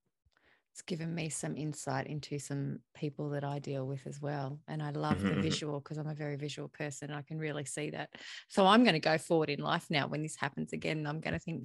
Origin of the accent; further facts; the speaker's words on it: Australia; I'm Australian.